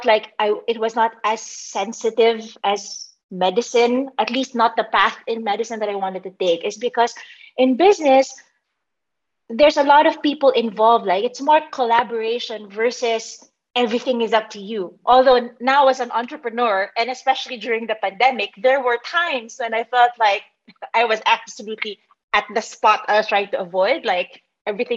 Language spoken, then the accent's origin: English; Philippines; also born or lived in Manila; I grew up, you know, in the Philippines.